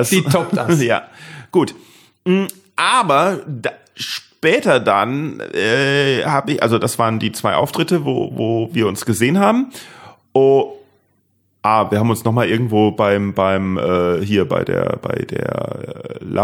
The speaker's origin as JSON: {"language": "German", "town": "Neustadt an der Weinstraße", "region": "Rhineland-Palatinate", "country": "Germany", "tie": "born or raised there", "also_born_or_lived": "England", "said": "Deidesheim ist ja direkt um die Ecke, wo ich aufgewachsen bin."}